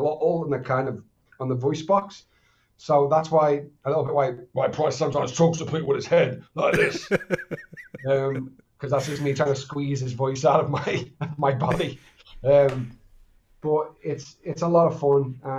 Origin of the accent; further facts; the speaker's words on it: Liverpool, North West England, United Kingdom; accent: Scouse; I'm from Liverpool